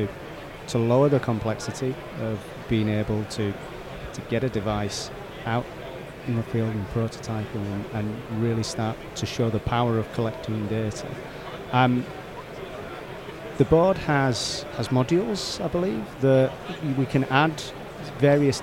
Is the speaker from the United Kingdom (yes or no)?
yes; England, United Kingdom; being English